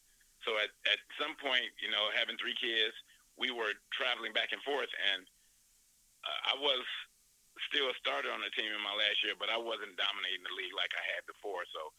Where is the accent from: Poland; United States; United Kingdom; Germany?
United States; San Francisco, California; moved away as an adult; also born or lived in New Orleans, Louisiana / Venezuela; I grew up in San Francisco. Like you mentioned, I was born in New Orleans. Growing up in California was a great situation